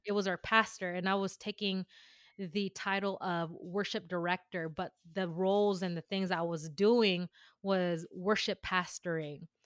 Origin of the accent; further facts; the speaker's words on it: San Jose, California, United States; born in San Jose, California